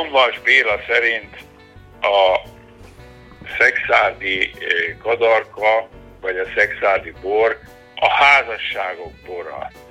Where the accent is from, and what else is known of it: Szekszárd, Tolna, Hungary